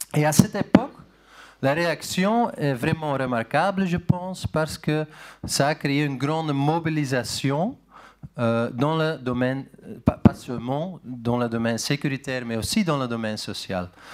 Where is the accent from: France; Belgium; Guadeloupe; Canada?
Belgium; Flanders; French is a second language; now in Netherlands; je suis né en Belgique, en Flandre